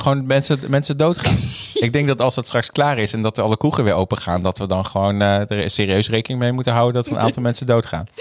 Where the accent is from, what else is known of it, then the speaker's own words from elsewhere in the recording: Groningen, Netherlands; ik kom ook uit Groningen, dus ik ben echt een stadje eigenlijk